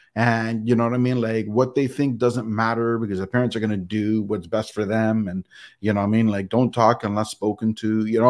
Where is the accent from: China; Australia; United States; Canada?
Canada; I'm Canadian, but part of North America